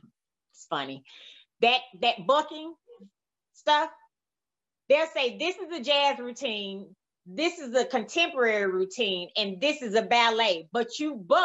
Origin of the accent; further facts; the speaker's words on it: Mississippi, United States; now in Dallas, United States; Okay. I've been in Dallas now almost 20 years next year. And everybody calls me … And it does not bother me because that's where I'm from.